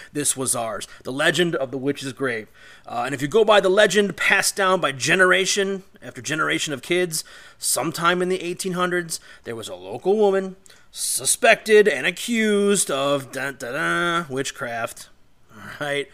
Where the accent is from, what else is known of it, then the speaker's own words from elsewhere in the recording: Olmsted Falls, Ohio, United States; located in Olmsted Falls, Ohio, eh, where I grew up.